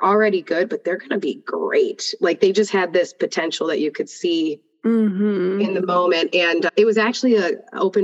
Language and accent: English; Buffalo, New York, United States; moved away as an adult; now in Atlanta, United States; I'm originally from Buffalo, New York